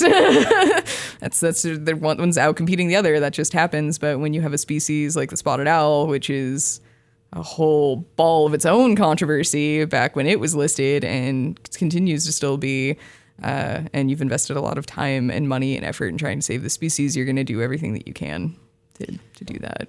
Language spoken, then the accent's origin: English; Vancouver, Washington, United States; moved away; I'm from Vancouver, Washington, so not very far away.